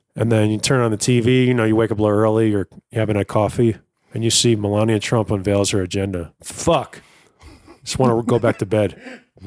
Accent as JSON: {"language": "English", "region": "East Coast", "country": "United States", "said": "I'm from the East Coast."}